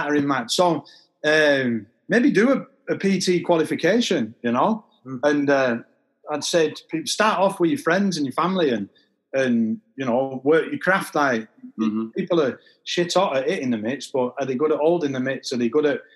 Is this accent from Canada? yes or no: no; Manchester, North West England, United Kingdom; I'm from Manchester